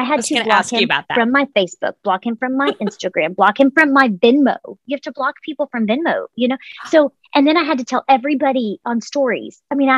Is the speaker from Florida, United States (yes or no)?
no; Texas, United States; What's crazy is because I have moved a lot, I'm from Texas. I have this large network of friends all over the country.